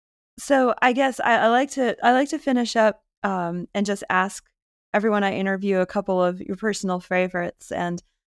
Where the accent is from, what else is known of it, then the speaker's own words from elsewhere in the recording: New England, United States; I'm from New England